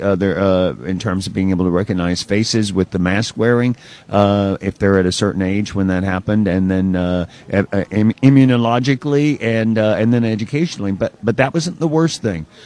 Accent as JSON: {"language": "English", "region": "Alabama", "country": "United States", "tie": "born or raised there", "moved": "yes", "said": "my hometown back in Alabama"}